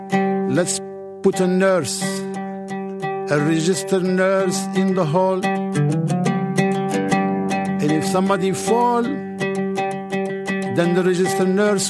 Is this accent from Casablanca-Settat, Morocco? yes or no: yes; Casablanca, Casablanca-Settat, Morocco; English is a second language; Well, I grew up in Casablanca. There is no Humphrey Bogart there. It's just a city near the ocean.